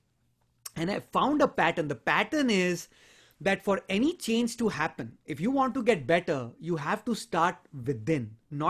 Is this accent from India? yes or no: yes; India; moved away as an adult; I'm originally from India, and I came here a long, long time ago, about 20, 21 years ago to this country to pursue my higher studies